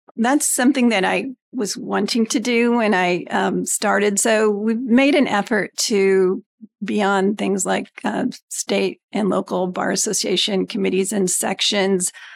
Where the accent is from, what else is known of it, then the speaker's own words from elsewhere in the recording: Greenwood, Indiana, United States; also born or lived in California; I was born and raised in Indiana. I grew up in Greenwood